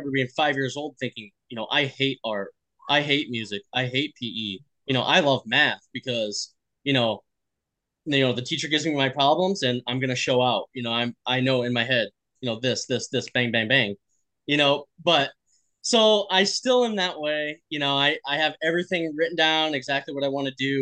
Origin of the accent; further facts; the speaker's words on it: Midwest, United States; we're from the Midwest